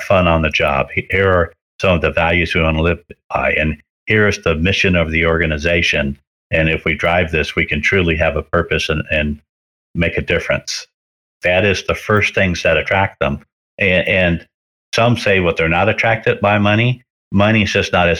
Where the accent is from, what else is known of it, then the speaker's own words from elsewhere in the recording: Cerritos, California, United States; moved away as an adult; also born or lived in Palm Springs, California; When I was 18, I moved from Cerritos, California to Palm Springs